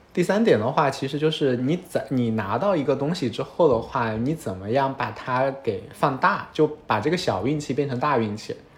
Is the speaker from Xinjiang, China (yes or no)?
no; Hunan, China; moved away; 我是湖南人，然后我上的是上海交大计算机系